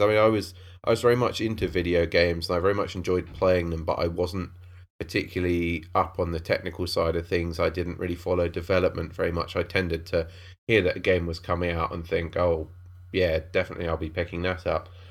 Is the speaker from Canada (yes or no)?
no; Cambridge, East of England, United Kingdom; I grew up in Cambridge